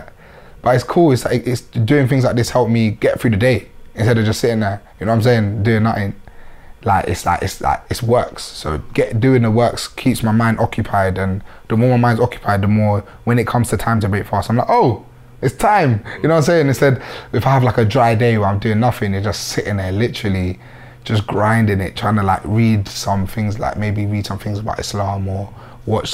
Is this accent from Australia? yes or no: no; London, United Kingdom; being from the area